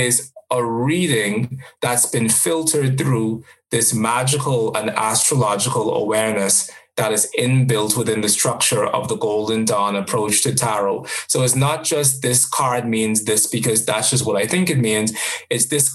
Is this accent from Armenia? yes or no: no; Jamaica; I am a Jamaican as well